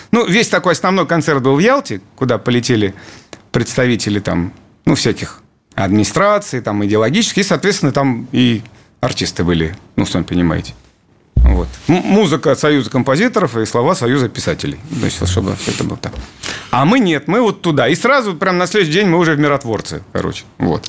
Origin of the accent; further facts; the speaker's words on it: Dolgoprudny, Moscow Oblast, Russia; мы просто местные